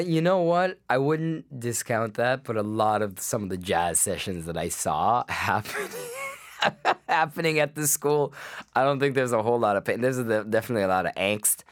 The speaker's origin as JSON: {"language": "English", "country": "Guyana", "tie": "born or raised there", "moved": "as an adult", "lives_now": "Canada", "said": "originally I was born in Guyana, I spent my first twenty years there."}